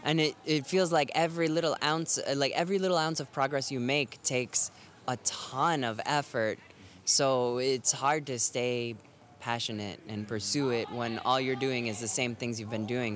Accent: Florida, United States; now in Boston, United States; I live in Boston, but I'm originally from Florida

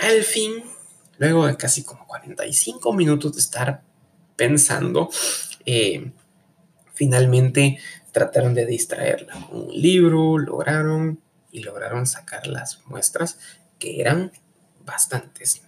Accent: Guatemala; ser uno guatemalteco y desconfiado

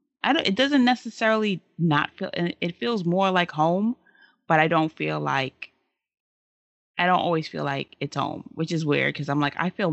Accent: New York City, New York, United States; I was born and raised in Brooklyn.

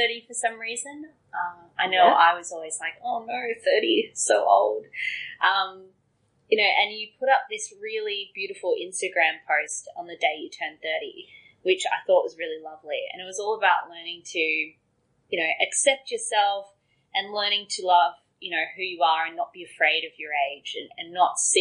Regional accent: Coffs Harbour, New South Wales, Australia; we grew up in Coffs Harbour

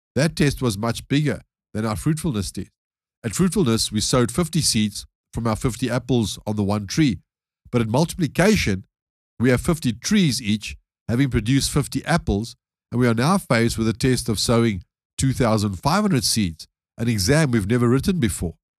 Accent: South Africa; being a South African myself

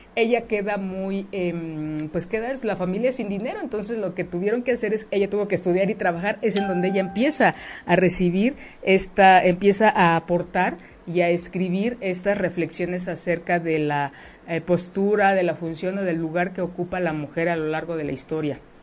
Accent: Mexico; eso es parte de nuestra cultura como mexicanos, como mexicanas

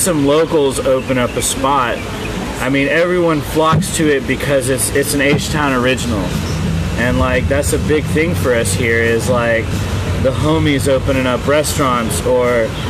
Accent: Houston, Texas, United States; I'm from Houston

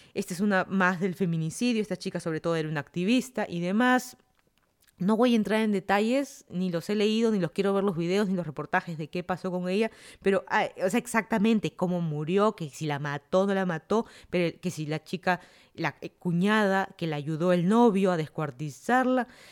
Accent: Lima, Peru; moved away as an adult; also born or lived in Miami, United States; now in Fairfax County, Virginia, United States; yo soy de Lima, Perú, me mudé a Estados Unidos ya casi van a ser cuatro años ya

